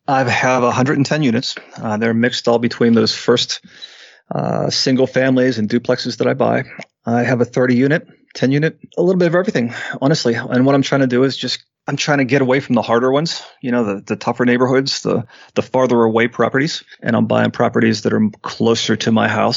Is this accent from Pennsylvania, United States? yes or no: yes; Western Pennsylvania, United States; we're from Western Pennsylvania